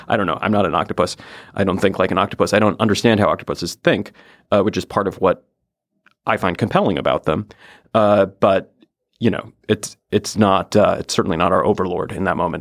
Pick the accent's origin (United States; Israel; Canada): United States; Oregon coast; I'm from the Pacific Northwest. I grew up on the Oregon coast